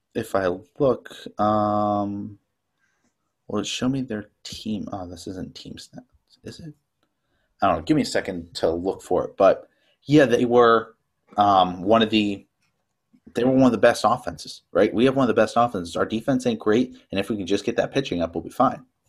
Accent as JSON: {"language": "English", "region": "Tennessee", "country": "United States", "moved": "as an adult", "lives_now": "Franklin, United States", "said": "I'm from Tennessee. I go to college in Franklin, Mass"}